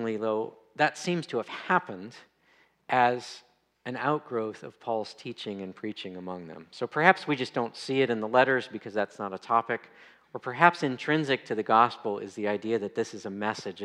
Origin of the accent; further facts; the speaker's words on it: United States; many of us Christians growing up in America